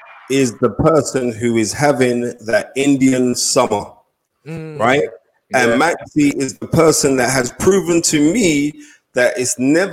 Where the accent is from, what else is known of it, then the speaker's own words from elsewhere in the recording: Nigeria; I know for a fact that I'm Nigerian.